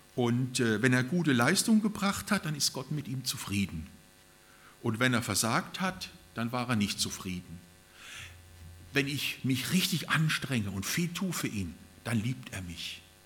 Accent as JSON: {"language": "German", "country": "Germany", "also_born_or_lived": "Japan", "said": "bei uns in Deutschland"}